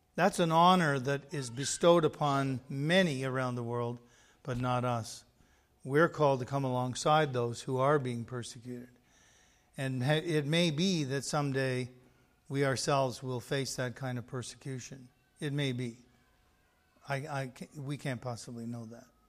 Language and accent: English; Canada; being Canadian